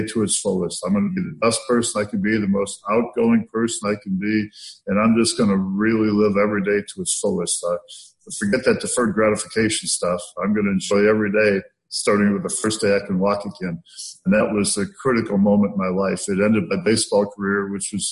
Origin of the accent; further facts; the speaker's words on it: Iowa, United States; It was just my mom and I living in the middle of 140 acres in the middle of nowhere, Iowa. And we didn't have any money. I grew up real poor